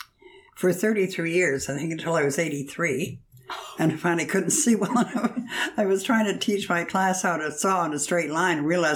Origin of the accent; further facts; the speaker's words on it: Toronto, Ontario, Canada; I was born in Toronto in 1928, the youngest of five children.